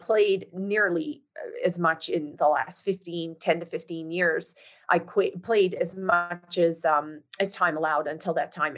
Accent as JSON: {"language": "English", "town": "St. John's", "region": "Newfoundland and Labrador", "country": "Canada", "tie": "born or raised there", "moved": "as an adult", "said": "I was born and raised in St. John's, Newfoundland, in fact, I uh, left Newfoundland in 1997"}